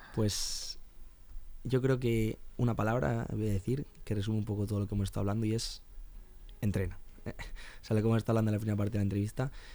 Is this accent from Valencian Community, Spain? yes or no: yes; Alicante, Valencian Community, Spain; now in Madrid, Spain; yo soy de Alicante